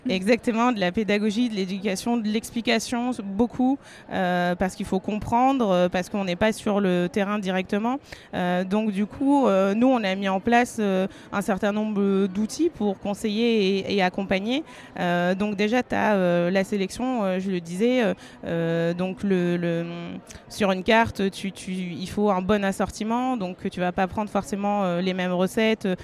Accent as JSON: {"language": "French", "area": "Berry", "region": "Centre-Val de Loire", "country": "France", "said": "je viens de la campagne du Berry, donc des grands espaces"}